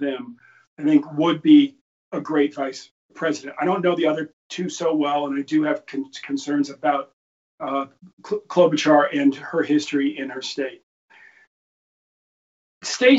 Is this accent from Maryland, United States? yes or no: yes; Baltimore, Maryland, United States; I'm from Baltimore